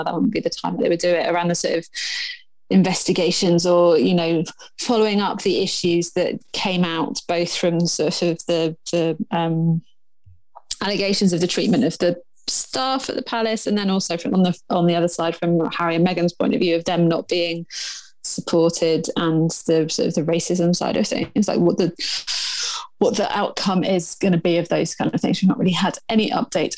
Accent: England, United Kingdom; I'm English

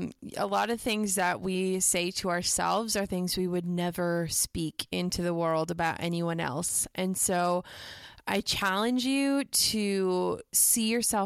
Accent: Midwest, United States; growing up in the Midwest, you know, we don't do humble brags.

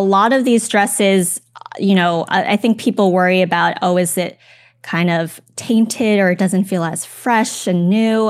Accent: Los Angeles, California, United States; I'm from the Los Angeles area

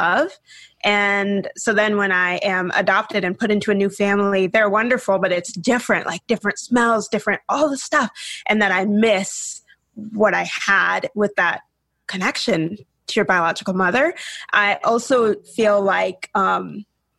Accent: Washington, United States; also born or lived in the South (US); raised in the Northwest up near Canada in Washington State.

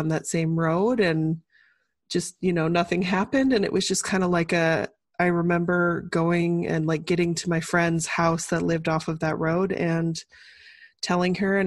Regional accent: Birmingham, Alabama, United States; moved away; I grew up in Birmingham, Alabama

